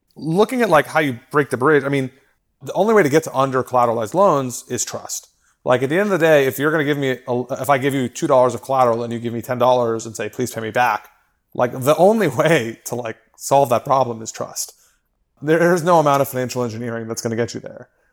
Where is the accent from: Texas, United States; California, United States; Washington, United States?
Texas, United States; Austin; moved away as an adult; also born or lived in New York; I grew up in Austin.